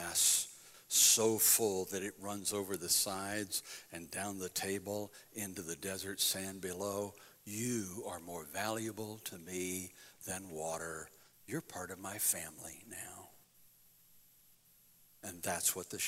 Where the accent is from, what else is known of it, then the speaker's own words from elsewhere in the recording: United States; I'm proud to be an American